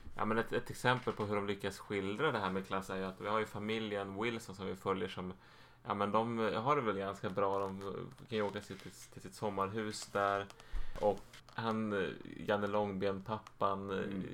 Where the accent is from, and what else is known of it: Sweden